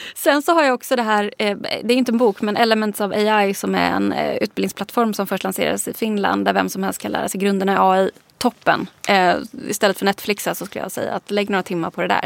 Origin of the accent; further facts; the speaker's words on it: Småland, Sweden; moved away; also born or lived in Lund; Nu är jag uppvuxen i liksom, entreprenörs Småland.